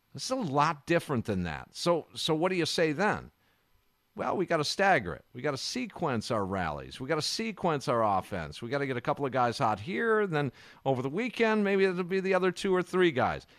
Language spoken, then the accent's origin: English; Kenosha, Wisconsin, United States; Kenosha, my hometown